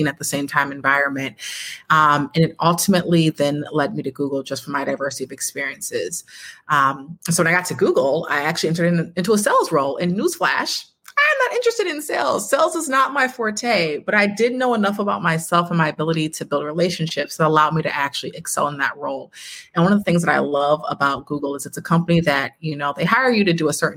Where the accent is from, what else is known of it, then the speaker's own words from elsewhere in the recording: Buffalo, New York, United States; I was born and raised in Buffalo, New York